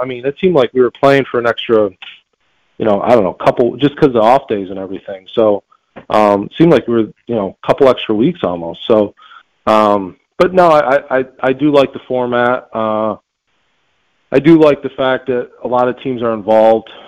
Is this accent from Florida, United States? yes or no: no; near Buffalo, New York, United States; Well, Buffalo's a little north of me, but but yeah, they're they're they're my hometown team